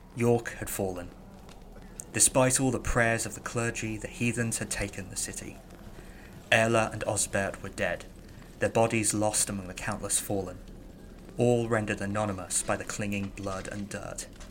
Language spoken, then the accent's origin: English; Birmingham, West Midlands, United Kingdom; I'm from Birmingham, I'm from Mercia